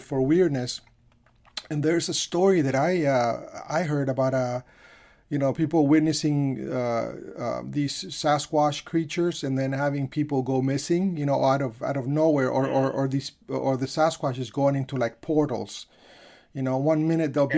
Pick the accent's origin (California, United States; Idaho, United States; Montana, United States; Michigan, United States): California, United States; I'm from California